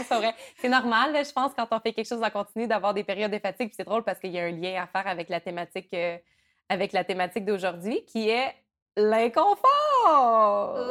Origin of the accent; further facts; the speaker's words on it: Rivière-du-Loup, Quebec, Canada; moi, je viens du Bas-Saint-Laurent, puis à, Rivière-du-Loup, il y avait un, minuscule parc d'attractions